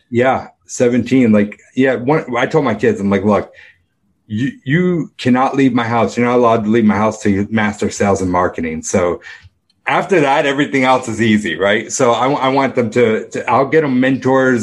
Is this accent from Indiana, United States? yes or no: no; Rochester, New York, United States; I grew up in Rochester, New York